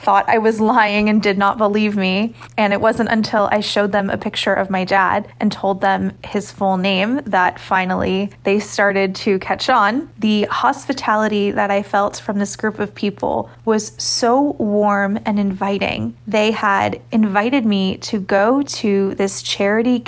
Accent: New York, United States; I was 5 years old when 9/11 happened in my home state of New York

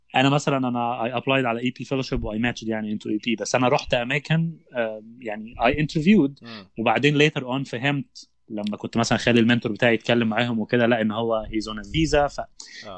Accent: Egypt; moved away as an adult; now in United States; مش موجوده عندنا في مصر

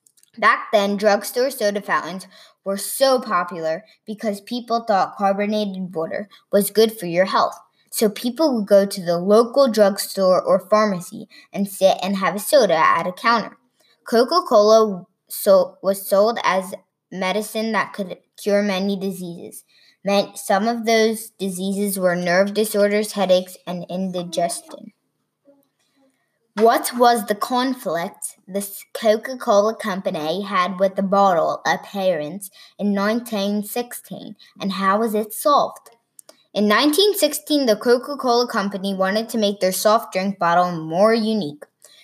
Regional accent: London, United Kingdom; from London.

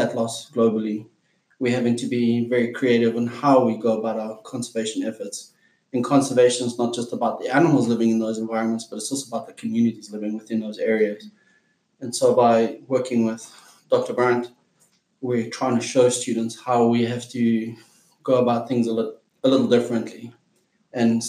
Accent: South Africa; from South Africa, and I'm a professional wildlife guide

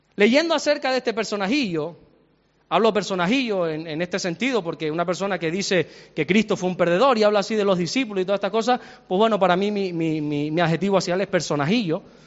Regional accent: Santa Cruz de Tenerife, Canary Islands, Spain; also born or lived in Salamanca; yo soy salmantino, aunque me crié desde los tres años aquí, para, yo soy chicharrero, pero nací en Salamanca

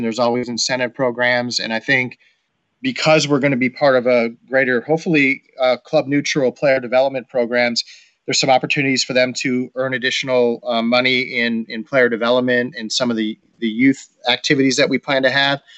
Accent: Rochester, New York, United States; moved away as an adult; I had a chance to relocate back to Rochester back in 2016 to run the Rochester Rhinos as the chief business officer. And that gave me a chance to kind of come back to my hometown as a hometown kid

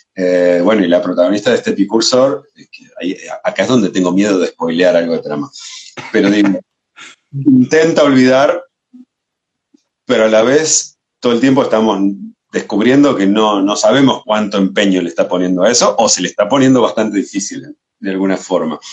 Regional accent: Rosario, Santa Fe, Argentina; also born or lived in Barcelona; now in Buenos Aires, Argentina; Yo soy rosarino, trasplantado a Buenos Aires hace muchos años

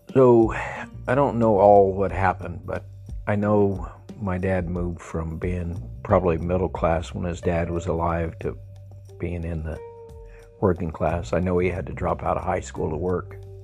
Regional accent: El Paso, Texas, United States; moved away; I grew up in El Paso, a house with 600 square feet, four people living there

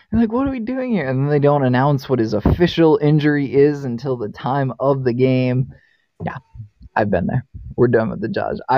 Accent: Boston, Massachusetts, United States; because I grew up in Boston.

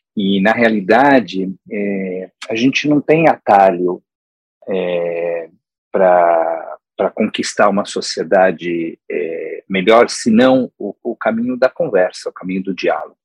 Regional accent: São Paulo, Brazil; now in United States; em São Paulo, de onde eu venho

